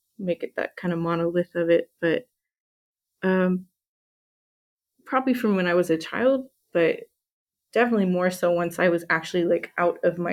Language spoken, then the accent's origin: English; Hayward, California, United States; first language English; also born or lived in Humboldt County, California; I was born and raised in Hayward in the Bay Area